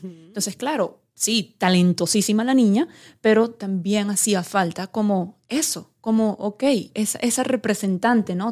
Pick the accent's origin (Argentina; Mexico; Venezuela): Venezuela; como venezolana